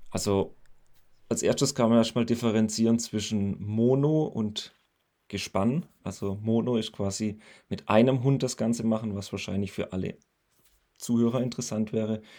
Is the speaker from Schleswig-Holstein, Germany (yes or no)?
no; near Pforzheim, Baden-Württemberg, Germany; ich bin 31 und ich komme aus der Nähe von Pforzheim. Das liegt zwischen Karlsruhe und Stuttgart